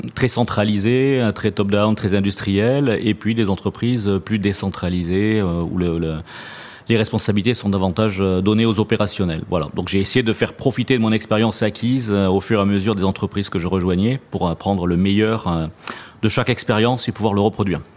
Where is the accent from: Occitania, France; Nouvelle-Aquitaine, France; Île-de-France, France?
Occitania, France; Toulouse; moved away; also born or lived in Paris; mon accent euh, me trahit souvent. Effectivement, je suis né en région toulousaine